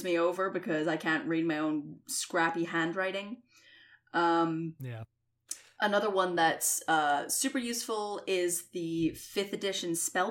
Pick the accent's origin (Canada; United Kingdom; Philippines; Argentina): United Kingdom; Scotland; I'm a Scottish asshole